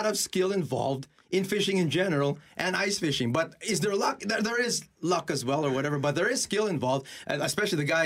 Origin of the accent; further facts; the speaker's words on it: Winnipeg, Manitoba, Canada; I'm born and raised in Winnipeg, born in Misericordia Hospital just down there